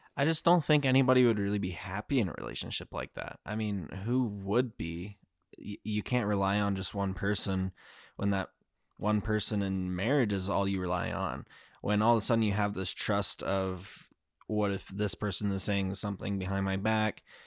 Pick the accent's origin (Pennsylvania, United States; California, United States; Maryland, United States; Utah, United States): Utah, United States; I grew up in Utah